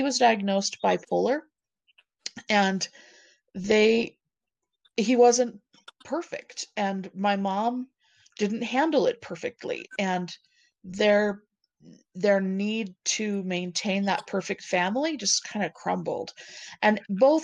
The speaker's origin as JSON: {"language": "English", "town": "Provo", "region": "Utah", "country": "United States", "tie": "born or raised there", "also_born_or_lived": "Centerville, Utah / Tremonton, Utah", "said": "I was born in Provo."}